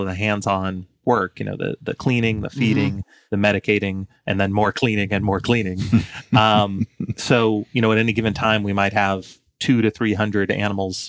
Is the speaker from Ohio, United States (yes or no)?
no; Atlanta, Georgia, United States; I'm born and raised in Atlanta